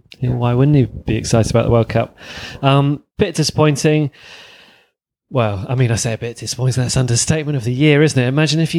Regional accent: West Country, South West England, United Kingdom; when I grew up in the West Country, so it's like Bath, Bristol

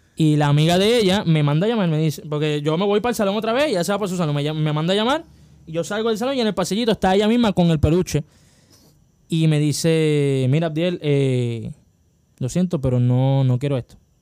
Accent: Las Piedras, Puerto Rico; en cuarto grado, en la Academia de Enseñanza Moderna, que está cerrada ahora mismo en Las Piedras

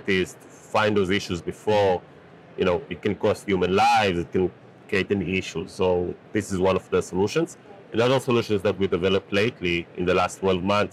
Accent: Israel; So I'm from Israel, and growing up in Israel

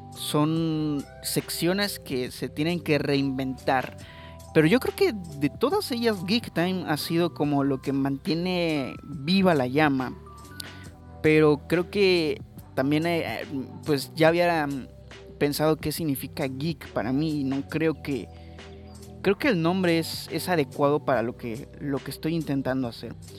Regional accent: Mexico; yo soy mexicano

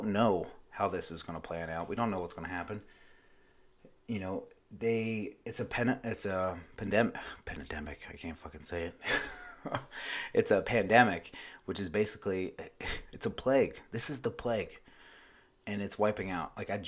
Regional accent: Myrtle Beach, South Carolina, United States; It didn't really affect where I live, my hometown here in Myrtle Beach, South Carolina, until, like, recently.

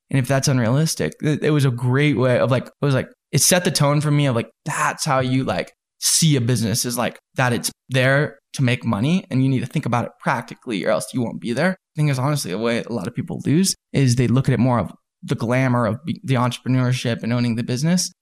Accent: Salt Lake City, Utah, United States; also born or lived in Southern California; I came out to Utah in Salt Lake, and then I've been here ever since

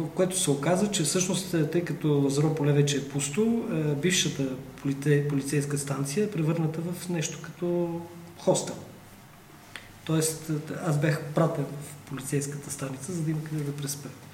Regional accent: Bulgaria; аз съм българин

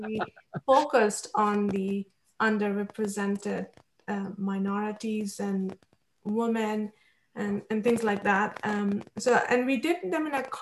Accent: India; moved away; I grew up in India

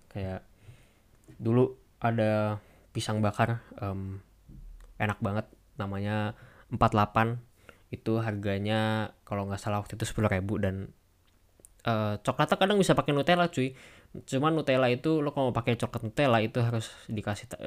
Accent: Indonesia; karena kita orang Indo ya jadi kalau nyicipin makanan Indo sendiri

